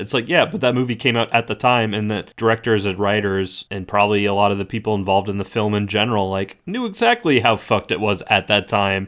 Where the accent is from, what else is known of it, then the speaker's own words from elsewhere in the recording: Southeast, United States; growing up in the Southeast